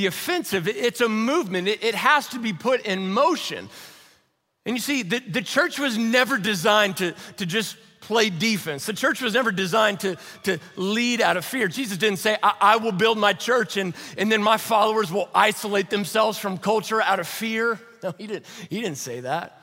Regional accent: Louisville, Kentucky, United States; I was born and raised over in Louisville, Kentucky

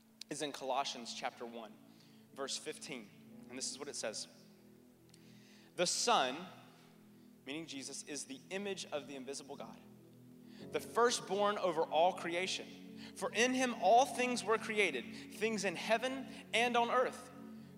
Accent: North Carolina, United States; when I was a kid growing up in North Carolina, we lived right next door to a big tobacco field

